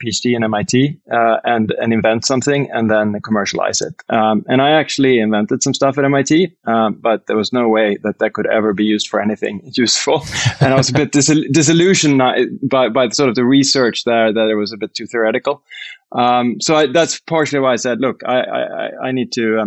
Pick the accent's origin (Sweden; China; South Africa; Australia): Sweden; moved away as an adult; also born or lived in United States / United Kingdom; I'm Swedish and from Sweden